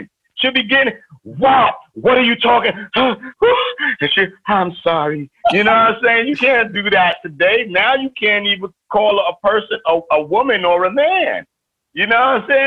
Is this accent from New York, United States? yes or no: yes; New York City, New York, United States; I'm from East New York. I'm from the crack era